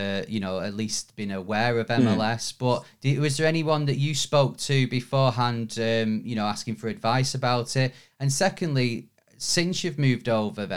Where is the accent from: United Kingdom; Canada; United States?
United Kingdom; we're two British guys